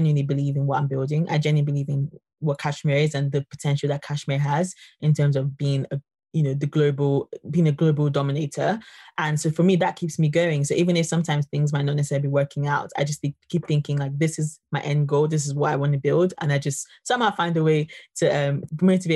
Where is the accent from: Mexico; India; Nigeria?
Nigeria; I'm from Nigeria